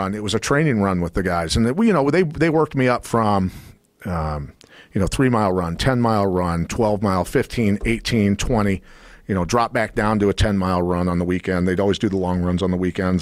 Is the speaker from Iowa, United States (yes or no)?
yes; Iowa, United States; I'm a kid from Iowa